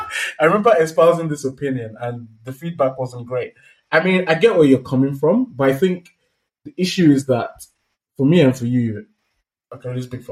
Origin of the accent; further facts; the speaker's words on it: Nigeria; we're both from Nigeria